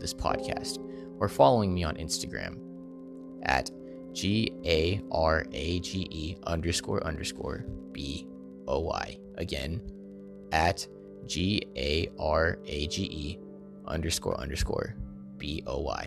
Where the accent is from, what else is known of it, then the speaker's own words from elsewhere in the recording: Stockton, California, United States; moved away as an adult; now in Maryland, United States; At St. Joseph's Hospital in Stockton, California. my hometown